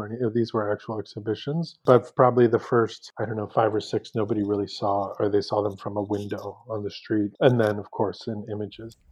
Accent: San Francisco, California, United States; moved away as an adult; also born or lived in New York / Paris / Mexico City; now in Los Angeles, United States; I'm originally from San Francisco, but ended up in New York for my studies in my 20s and then Paris

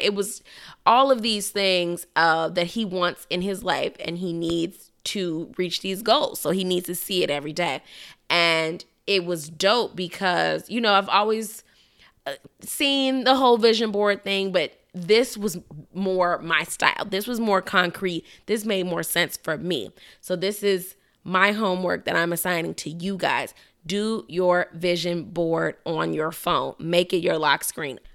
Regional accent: Chicago, Illinois, United States; moved away; my hometown of Chicago

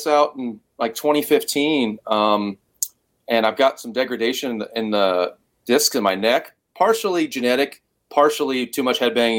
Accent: Cincinnati, Ohio, United States; Obviously, there's another … in the band. And then growing up in Cincinnati, there was five …, and we all went by last names.

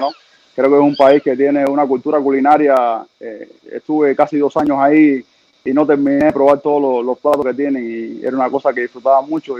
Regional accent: Cuba; moved away as an adult; also born or lived in Mexico; cuando yo iba creciendo en Cuba

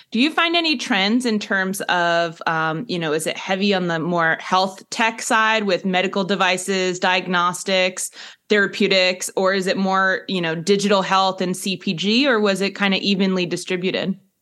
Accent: United States; as an American

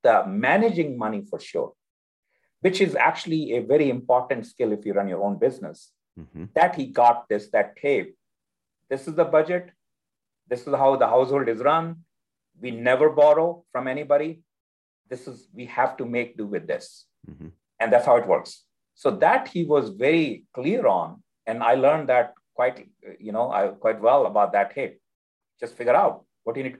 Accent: India; now in Austin, United States; As a child, I grew up in India.

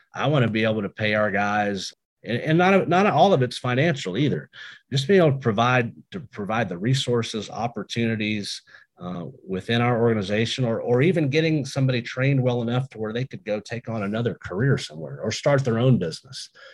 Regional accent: United States; my hometown of Woodford County.

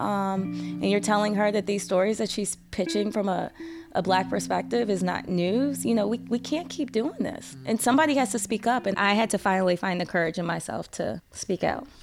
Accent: St. Louis, Missouri, United States; also born or lived in Arkansas / Tennessee / Flint, Michigan / Ohio; worked in my hometown, Saint Louis for two contracts

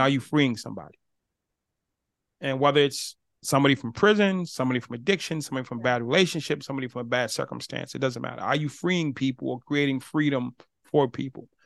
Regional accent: Boston, Massachusetts, United States; I'm from Boston

